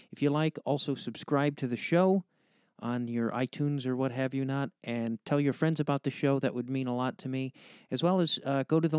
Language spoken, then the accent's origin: English; United States; I'm an American